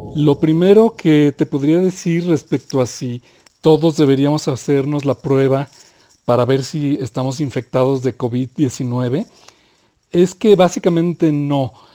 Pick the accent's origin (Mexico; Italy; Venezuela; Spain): Mexico; nuestro país